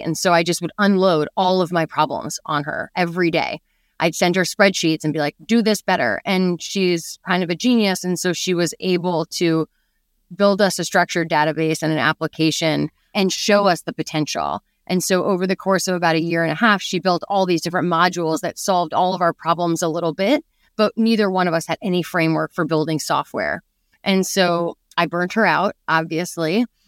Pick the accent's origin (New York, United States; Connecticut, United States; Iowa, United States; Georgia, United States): New York, United States; New York City; I grew up in New York City